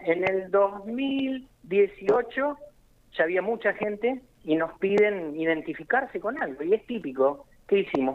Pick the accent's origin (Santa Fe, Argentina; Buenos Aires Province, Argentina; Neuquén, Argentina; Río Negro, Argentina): Santa Fe, Argentina; yo soy de Santa Fe Capital.